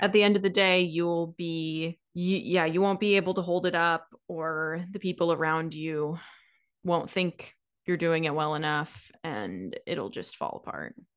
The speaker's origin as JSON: {"language": "English", "region": "Washington", "country": "United States", "tie": "born or raised there", "said": "growing up in Washington"}